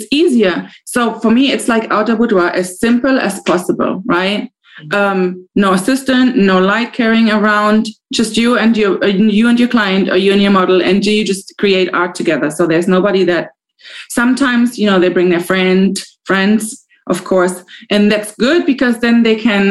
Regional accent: Germany; moved away; I'm from Germany

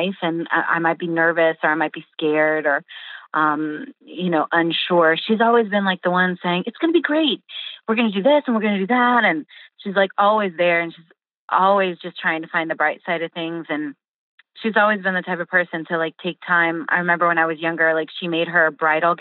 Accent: California, United States; first language English and Portuguese; now in Tampa, United States; I was born in California, but my mom was fresh from Rio, and she didn't speak much English. So my first language was both, actually

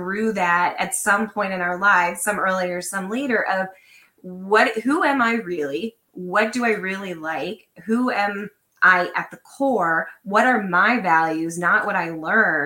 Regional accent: Lancaster, Pennsylvania, United States; I grew up in Lancaster, Pennsylvania, which is very conservative

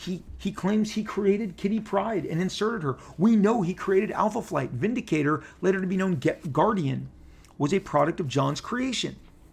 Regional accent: Canada; The character's from Canada. I'm from Canada.

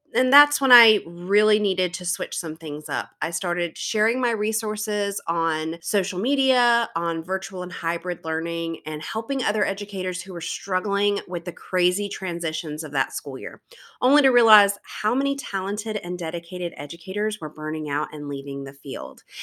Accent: South Carolina, United States; I am from South Carolina, which everyone tells me that they can tell based on my accent, but honestly, I don't think my accent is as heavy as others in my area

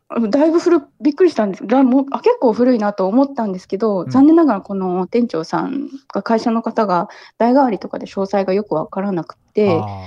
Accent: Kumamoto, Japan; also born or lived in Ibaraki; now in Kyoto, Japan; 出身は熊本です

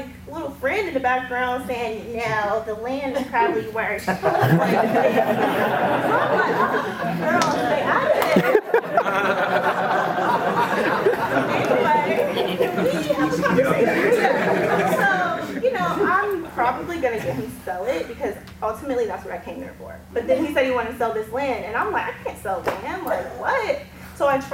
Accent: Raleigh, North Carolina, United States; I'm from Raleigh, North Carolina.

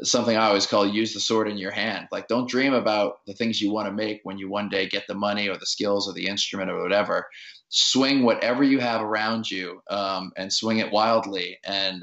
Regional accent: New Orleans, Louisiana, United States; I grew up in New Orleans in the suburbs

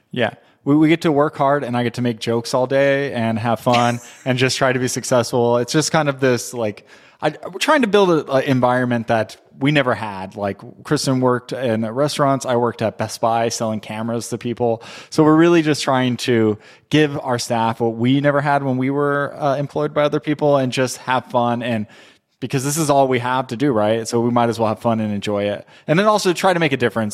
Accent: Southern California, United States; moved away as an adult; also born or lived in Texas; I'm from Southern California, but I moved to Texas in 2004

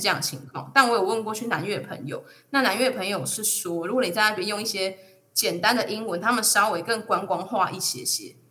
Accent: Taichung, Taiwan; 我自己本身是台中人

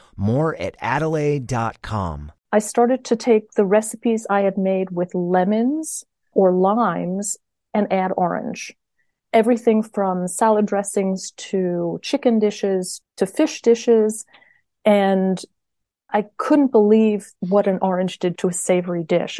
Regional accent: Satellite Beach, Florida, United States; moved away as an adult; also born or lived in Philadelphia, United States / New York City, United States; now in France; I'm from Florida. I grew up on the Space Coast.

